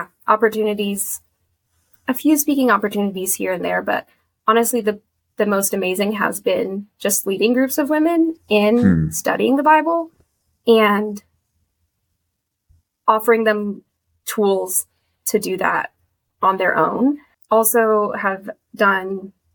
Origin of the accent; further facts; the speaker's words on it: Kansas, United States; moved away as an adult; now in Boston, United States; I live in Boston, work in Boston now, but I'm from Kansas.